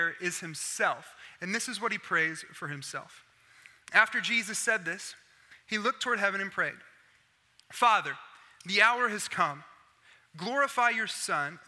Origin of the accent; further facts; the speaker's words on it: Oklahoma, United States; I'm from Oklahoma.